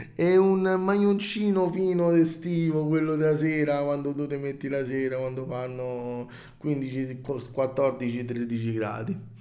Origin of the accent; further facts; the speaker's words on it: Rome, Lazio, Italy; vengo da Roma